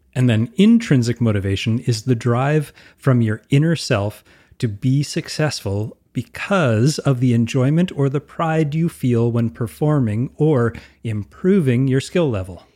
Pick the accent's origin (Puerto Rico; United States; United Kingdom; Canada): Canada